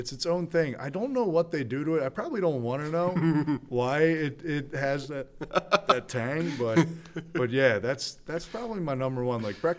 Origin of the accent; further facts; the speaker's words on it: Newton Lake, New Jersey, United States; I grew up right near Newton Lake, which is like right next to that diner.